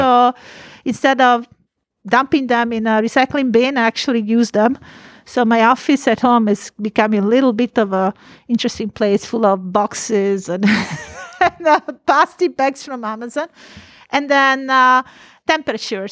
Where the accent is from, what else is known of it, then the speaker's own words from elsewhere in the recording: Italy; now in California, United States; I am from Italy